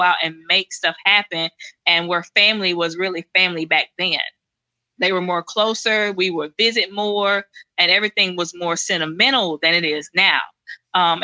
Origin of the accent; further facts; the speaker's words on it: Silas, Alabama, United States; I grew up in Silas, Alabama. That's where I'm from